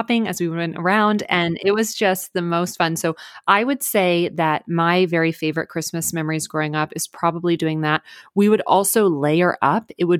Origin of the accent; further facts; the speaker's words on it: McKinney, Texas, United States; now in California, United States; So our church that we grew up in McKinney, Texas, it's an amazing church, and our dad was the pastor there.